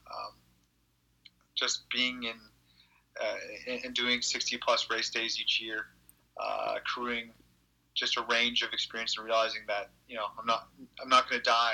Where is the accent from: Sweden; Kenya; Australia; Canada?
Canada; as a Canadian